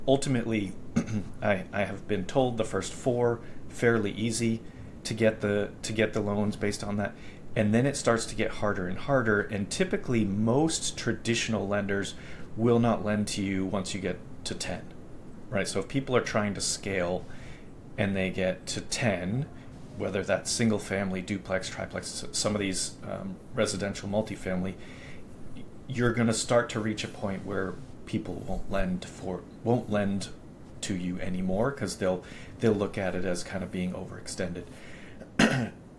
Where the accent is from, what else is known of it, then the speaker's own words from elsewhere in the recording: Boston, Massachusetts, United States; moved away; where I grew up in Boston